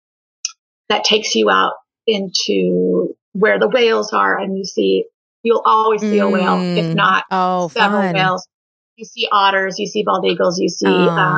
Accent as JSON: {"language": "English", "town": "San Diego", "region": "California", "country": "United States", "moved": "as an adult", "lives_now": "Boise, United States", "said": "I am originally from San Diego, California, but I live in Boise, Idaho, and I've been here for the last 10 years"}